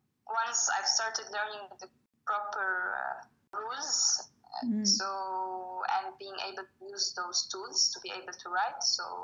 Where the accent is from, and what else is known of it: Lebanon